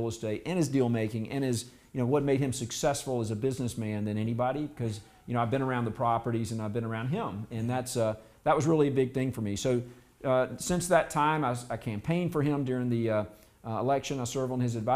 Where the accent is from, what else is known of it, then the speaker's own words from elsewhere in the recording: South Carolina, United States; I grew up in South Carolina